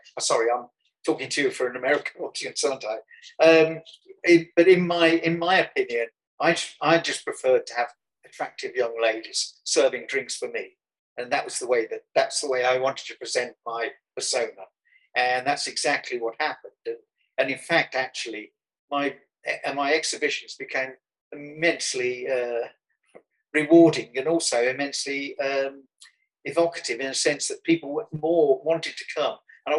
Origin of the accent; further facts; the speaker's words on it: Birmingham, West Midlands, United Kingdom; Well, that's one of the beauties of coming from Birmingham. You can be mistaken for an Aussie.